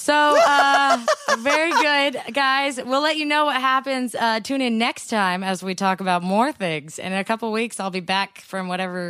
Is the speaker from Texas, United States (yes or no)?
no; California, United States; we're Californian.